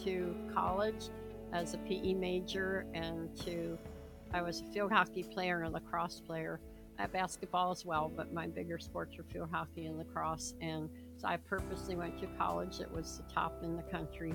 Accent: Philadelphia, Pennsylvania, United States; I was born in Philadelphia and pretty much, you know, grew up all around there.

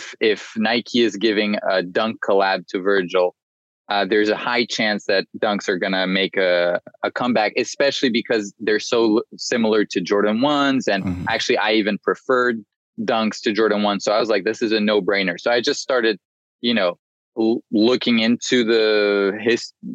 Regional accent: Paris, Île-de-France, France; moved away as an adult; also born or lived in Washington, D.C., United States; now in London, United Kingdom; I was born in the US, in DC, and moved to Paris, France with, my parents moved when I was 4. So I grew up in Paris, and then I moved to London for college and just stayed here.

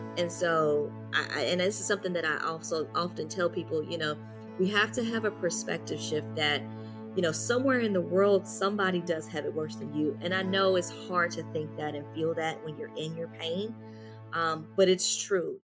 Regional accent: Louisville, Kentucky, United States; moved away; I'm originally from Louisville, Kentucky

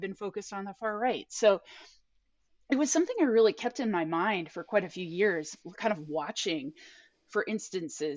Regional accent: Portland, Oregon, United States; I grew up in liberal Portland

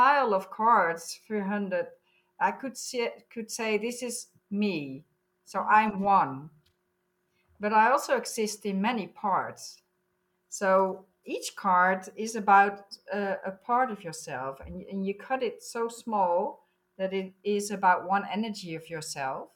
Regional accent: Netherlands; I'm from the Netherlands.

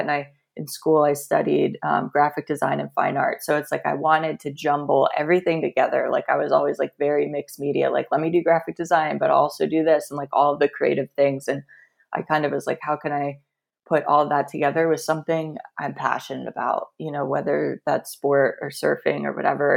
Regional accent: Central Florida, United States; I grew up in Central Florida

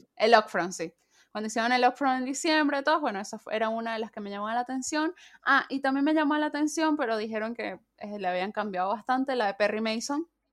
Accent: Venezuela; now in Mendoza, Argentina; Soy mendocina, soy venezolana

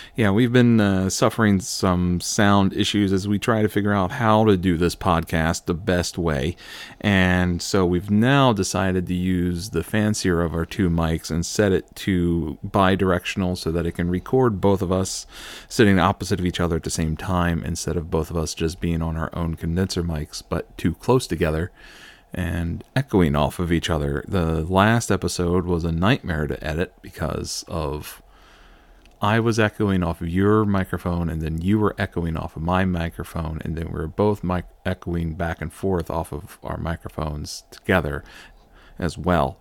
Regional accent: United States

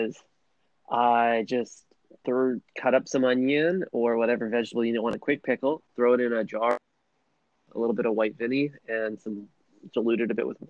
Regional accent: Canada

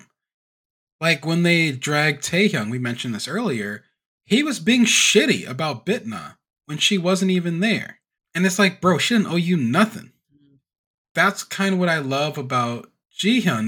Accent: Louisiana, United States; I'm from Louisiana

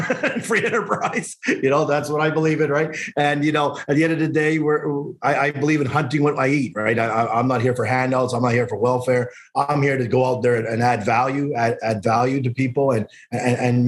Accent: Calgary, Alberta, Canada; moved away as an adult; also born or lived in Montreal, Canada; now in Toronto, Canada; born in Montreal, grew up in Calgary, moved out in Toronto back in 94.

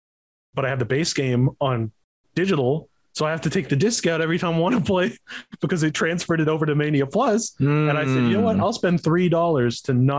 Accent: Canada; made in Montreal, in my home country.

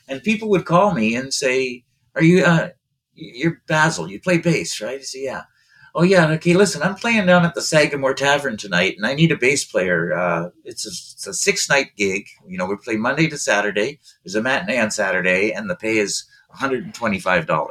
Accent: East Coast, Canada; I'm from the East Coast, and you know, being from the East Coast, uh, my mother had five brothers

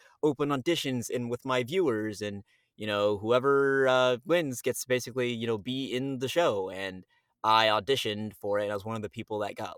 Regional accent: Miami, Florida, United States; moved away as an adult; also born or lived in New York; now in Texas, United States; I was raised in Miami.

